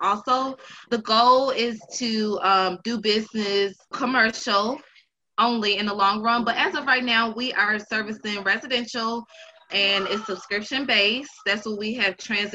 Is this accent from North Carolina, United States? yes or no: yes; Charlotte, North Carolina, United States; also born or lived in Buffalo, New York; I'm from Buffalo, New York, by way raised in Charlotte, North Carolina